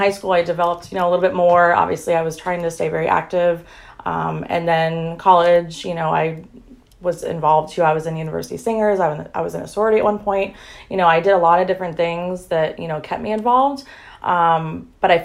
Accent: Temple Terrace, Florida, United States; I was born and raised in Tampa, specifically Temple Terrace, Florida

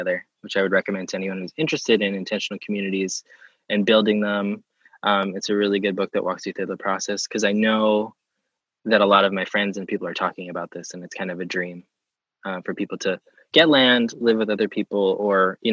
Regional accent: Pennsylvania, United States; moved away; growing up in Pennsylvania

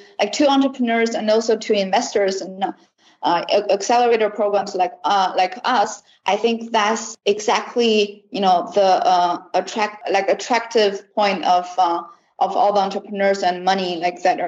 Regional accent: China; I was born and raised in China and never studied in other countries.

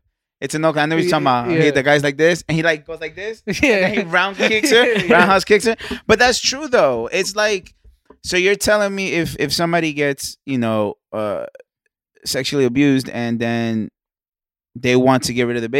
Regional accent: California, United States; I'm from Cali, bro.

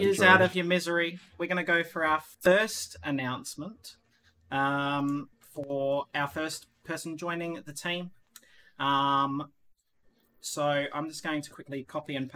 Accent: Australia; now in Netherlands; I'm an Australian

